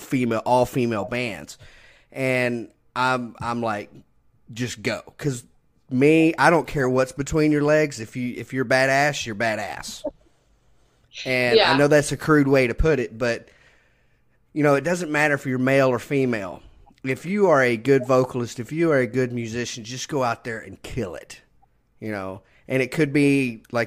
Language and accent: English; Texas, United States; also born or lived in Brazoria, Texas; I'm a Texan